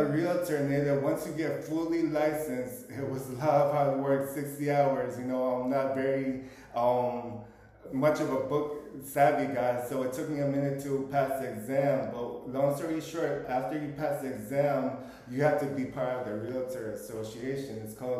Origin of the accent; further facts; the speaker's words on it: Philippines; But at the end of the day, for me being Filipino, I feel like a chameleon out here.